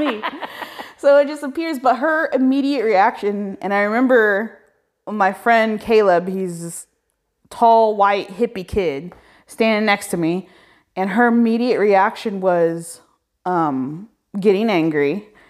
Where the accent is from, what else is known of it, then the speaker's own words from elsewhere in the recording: Indiana, United States; I grew up in Indi, I was like, I was born in Indiana